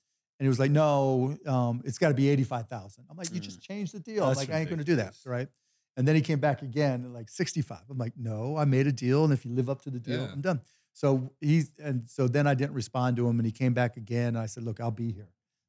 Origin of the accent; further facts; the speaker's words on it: Pittsburgh, Pennsylvania, United States; But I grew up in Pittsburgh and we used to call ourselves the City of Champions, right?